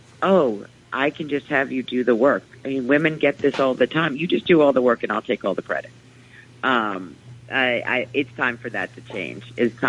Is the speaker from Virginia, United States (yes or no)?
no; New York, United States; we really need to have someone who's walked the walk as a New Yorker.